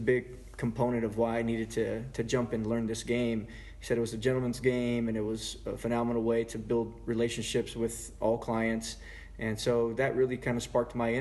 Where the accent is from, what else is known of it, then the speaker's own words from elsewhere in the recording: El Paso, Texas, United States; moved away as an adult; now in San Antonio, United States; I'm originally from El Paso, Texas, born and raised there